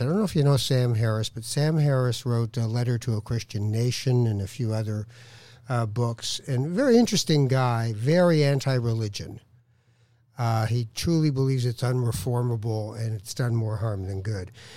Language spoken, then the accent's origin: English; Tangier, Tanger-Tetouan-Al Hoceima, Morocco; I'm from Tangier